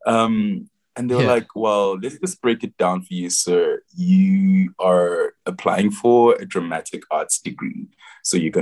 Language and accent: English; South Africa; moved away as an adult; also born or lived in England; As Zulu people, when we celebrate, we dance and we sing